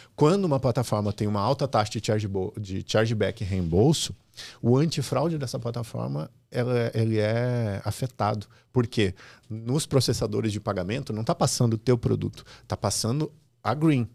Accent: Restinga Seca, Rio Grande do Sul, Brazil; moved away as an adult; also born or lived in Santa Maria; eu venho do interior do Rio Grande do Sul, de uma cidade chamada Restinga Seca, 13 mil habitantes. Eu morava no interior dessa cidade

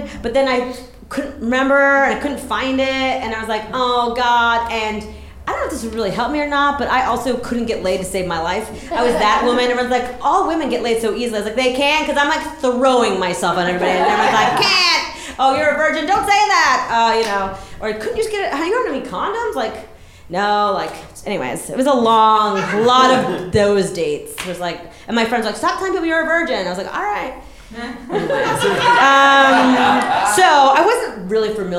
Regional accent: Massachusetts, United States; I'm from Massachusetts

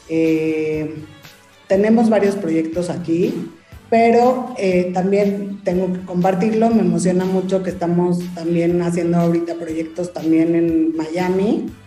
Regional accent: Mexico; Y más porque soy mexicana y amo ser mexicana y creo que nosotros tenemos esa cultura y esa raíz de, de, de la cocina.

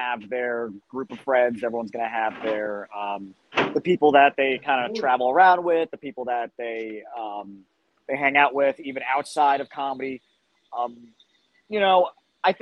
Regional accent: Roslyn, New York, United States; I grew up in Roslyn

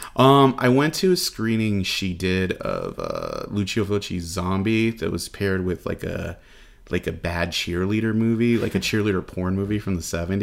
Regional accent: Los Angeles, California, United States; moved away as an adult; now in Phoenix, United States; I'm originally from Los Angeles

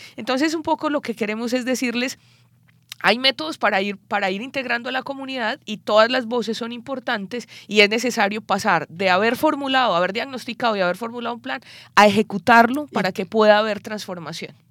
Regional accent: Colombia; yo soy colombiana

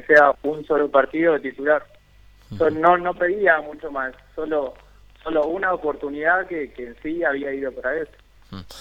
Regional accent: Argentina; moved away; siendo siendo argentino

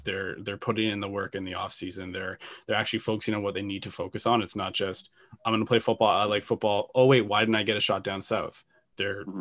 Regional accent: Canada

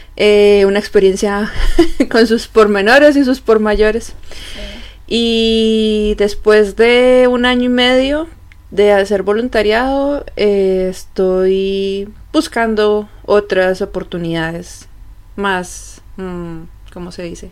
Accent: Colombia; moved away as an adult; now in Germany; soy de Colombia

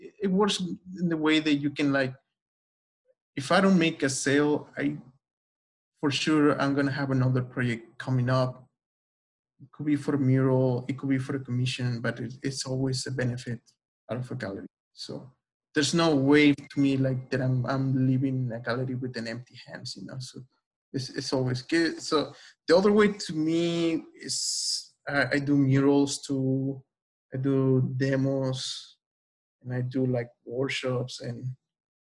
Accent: Oaxaca, Mexico; moved away; I'm from Oaxaca

